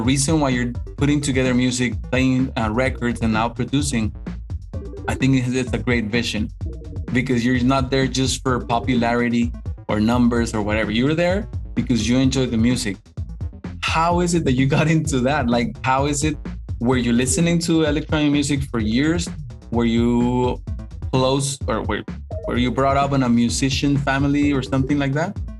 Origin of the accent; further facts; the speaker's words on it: Mexico; English is a second language; a Mexican guy